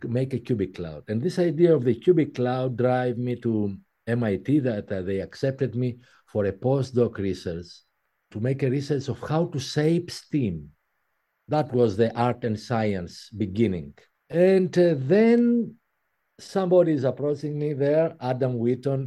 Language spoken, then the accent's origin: English; Athens, Attica, Greece; English is a second language; moved away as an adult; also born or lived in Paris; 1 year after, we moved in Athens, and I was raised in Athens.